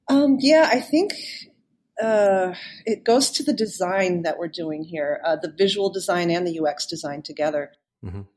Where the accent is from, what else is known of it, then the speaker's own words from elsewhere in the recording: South Shore area of Boston, Massachusetts, United States; growing up in the South Shore area of Boston